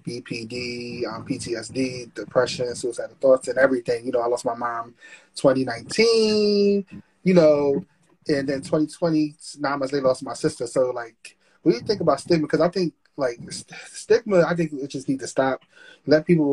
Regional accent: Philadelphia, Pennsylvania, United States; now in Delaware, United States; I'm from Philadelphia, but I live in Delaware

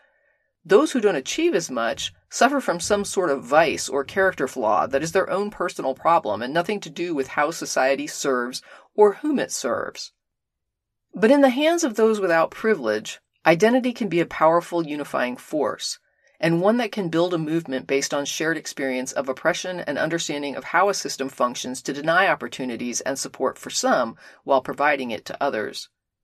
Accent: Orlando, Florida, United States; not unlike the one I grew up in Orlando.

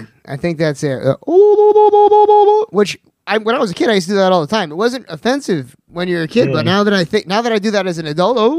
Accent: Sag Harbor, New York, United States; yes, we're from the Hamptons

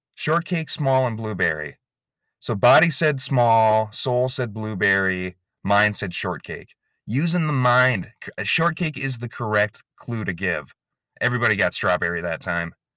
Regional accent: Inver Grove Heights, Minnesota, United States; I'm from Invergrove Heights, Minnesota. That's where the pod factory is located

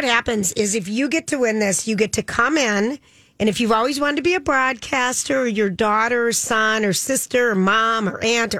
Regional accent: Forest Lake, Minnesota, United States; I'm from Forest Lake, and I really love everybody, and I love the show.

